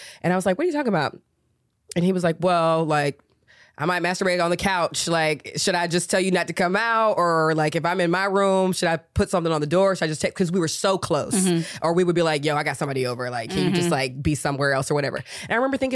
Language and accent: English; Georgia, United States; moved away as an adult; also born or lived in Chicago; I'm born and raised in Georgia